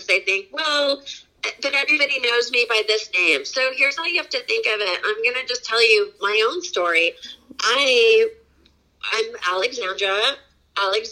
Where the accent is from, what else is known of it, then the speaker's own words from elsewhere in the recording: San Diego, California, United States; moved away; I live back in my hometown now of San Diego